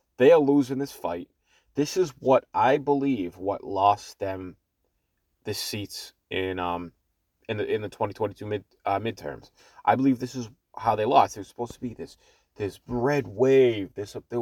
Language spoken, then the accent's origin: English; Boston, Massachusetts, United States; accent: Boston; my whole life I'm from Boston, from Massachusetts, so the Boston accent is normal to us